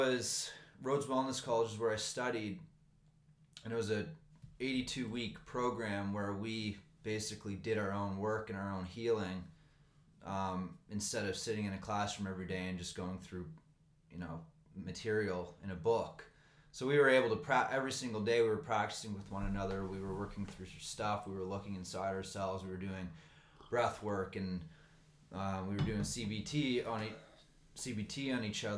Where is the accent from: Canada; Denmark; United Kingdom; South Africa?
Canada; Nova Scotia; moved away as an adult; now in Vancouver, Canada; I'm from Nova Scotia